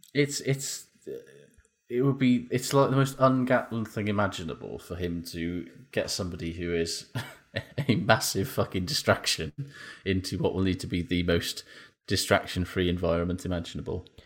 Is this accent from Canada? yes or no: no; Welsh, Wales, United Kingdom; I'm Welsh